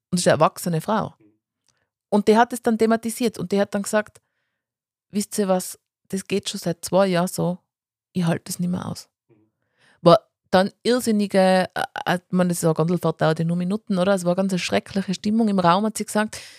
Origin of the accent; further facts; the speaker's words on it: Tyrol, Austria; Aber ich glaube, also man ist jetzt als Tiroler, glaube ich, in Wien auch nicht immer ganz hundertprozentig beliebt.